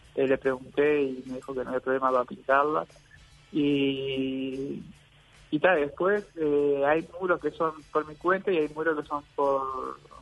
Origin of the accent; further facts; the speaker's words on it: Salto, Uruguay; soy del departamento de Salto